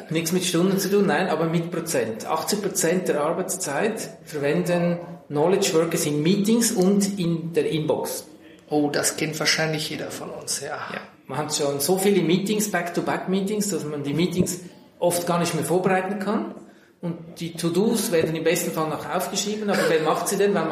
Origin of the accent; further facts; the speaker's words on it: Central Switzerland, Switzerland; Ich bin in der Innerschweiz in einem Landgasthof aufgewachsen, habe dann Kfz-Mechaniker gelernt, dann Diplom-Ingenieur gemacht